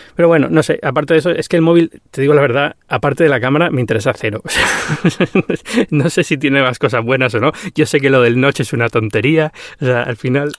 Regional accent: Canary Islands, Spain; soy canario

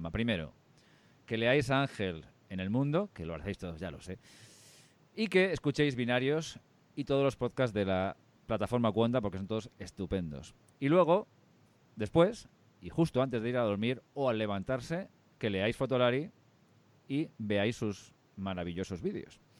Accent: Catalonia, Spain; Soy el único catalán de este podcast

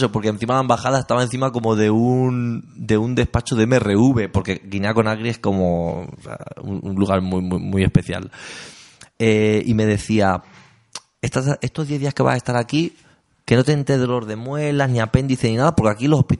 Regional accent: Talavera de la Reina, Castilla-La Mancha, Spain; moved away; also born or lived in Cuenca; yo soy de Castilla-La Mancha. De Talavera. De un barrio de las afueras que se llama Patrocinio San José.

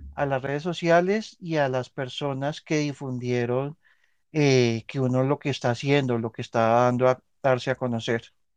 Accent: Colombia; soy colombiano

